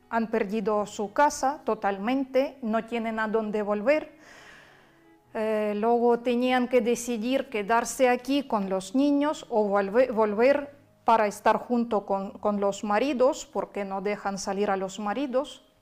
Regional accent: Kherson, Kherson Oblast, Ukraine; Spanish is a second language; now in Spain; soy de ciudad de Gerson, donde bombardearon, no han dejado bombardear ni un día.

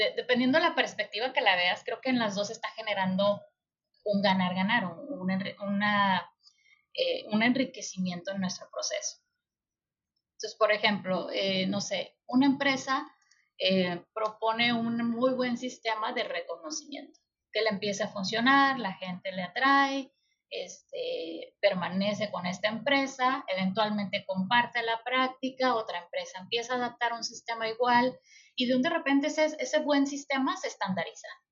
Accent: Mexico; como mexicanos

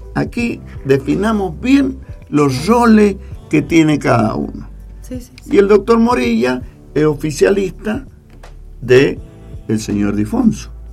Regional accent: San Carlos, Mendoza, Argentina; somos San Carlinos

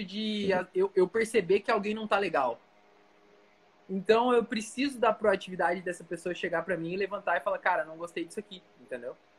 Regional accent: Foz do Iguaçu, Paraná, Brazil; moved away as an adult; also born or lived in Joinville / Francisco Beltrão / Pato Branco; eu sou natural de Foz do Iguaçu, inclusive estou aqui agora visitando minha mãe de férias

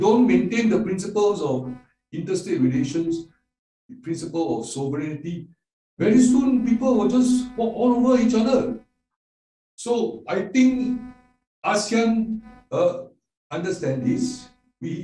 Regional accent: Singapore; I am from Singapore, which is a city state

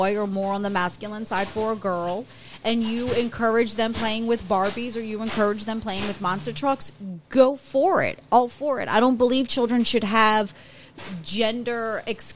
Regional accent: Louisiana, United States; we're from Louisiana

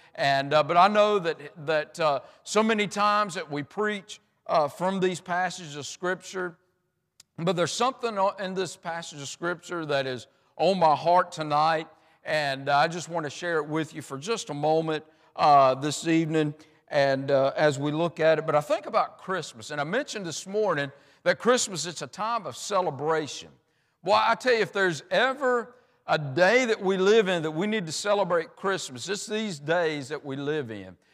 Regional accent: United States; I'm an American

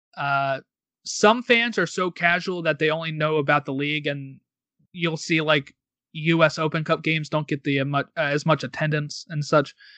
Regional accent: United States; because we're American

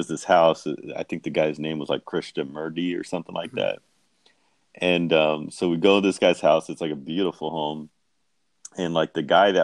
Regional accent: Central California, United States; also born or lived in Humboldt County, California; I was born and raised in Central California, which is like Oklahoma in California

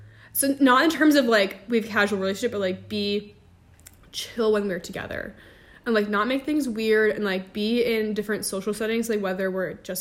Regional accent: New Jersey, United States; I'm from New Jersey

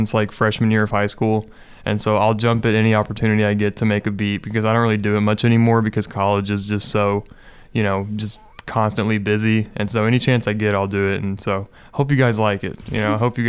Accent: Henderson, Kentucky, United States; I'm a photojournalism major. I'm from Henderson, Kentucky. It's about an hour and a half north of Bowling Green.

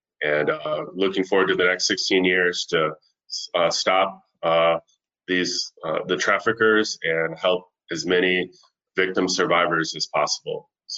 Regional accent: Grand Rapids, Michigan, United States; moved away as an adult; also born or lived in Lakeland, Florida; now in Central Florida, United States; I am originally from Grand Rapids, Michigan. Came down to go to Southeastern University in Lakeland and never left Florida

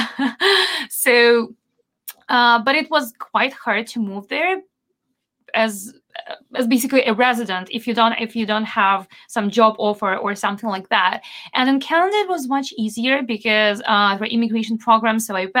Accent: Belarus; first language Belarusian; English is a second language; my accent is kind of non-existent because it's not over a particular country. I've learned a lot about phonetics and all the stuff, but my language, regional language, is Belarusian and Russian.

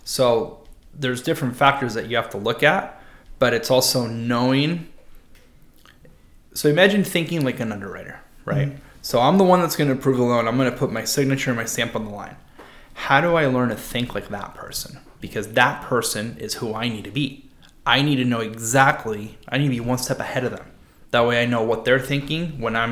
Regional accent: San Diego, California, United States; Growing up in La Jolla

